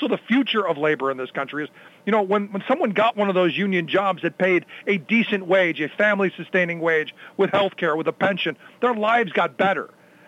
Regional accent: Cleveland, Ohio, United States; my hometown is a little bit further behind

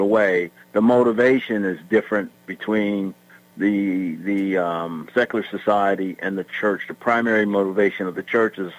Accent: McKeesport, Pennsylvania, United States; also born or lived in West Virginia / Atlanta; I grew up primarily in McKeesport. Moved here from West Virginia because my dad was a United Methodist pastor.

